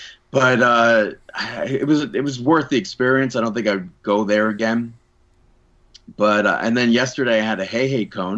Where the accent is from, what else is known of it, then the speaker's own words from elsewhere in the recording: New York, United States; as a New Yorker